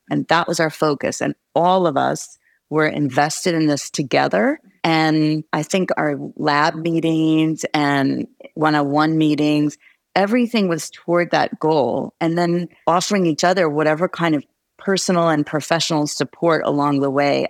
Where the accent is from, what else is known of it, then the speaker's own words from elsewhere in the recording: New Jersey, United States; moved away as an adult; also born or lived in New York / Gainesville, Florida; now in Arizona, United States; I grew up in New York and New Jersey, and interestingly, in New Jersey, it was a very white suburban area